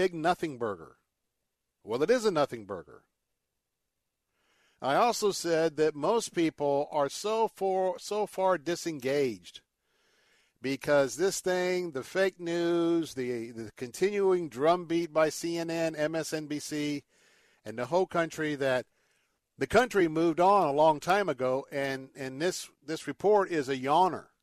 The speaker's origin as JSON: {"language": "English", "region": "the South", "country": "United States", "said": "I'm from the South"}